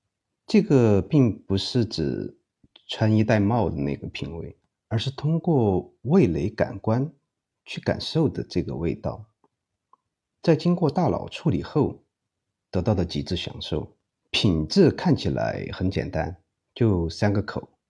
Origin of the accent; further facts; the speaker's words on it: Chengdu, Sichuan, China; 是因为我认为作为一个成都人，教大家做地道的老川菜，应该用标准的成都话，这样才是最贴切的。